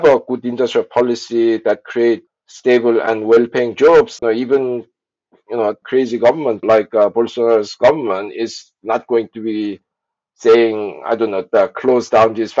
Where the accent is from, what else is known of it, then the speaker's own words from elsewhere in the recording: South Korea; I was born in South Korea in the early 60s